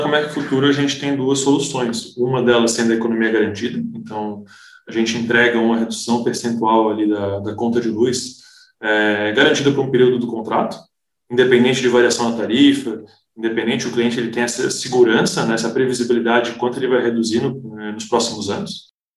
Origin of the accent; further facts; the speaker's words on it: Florianópolis, Santa Catarina, Brazil; also born or lived in Toulouse, France; eu sou natural de Florianópolis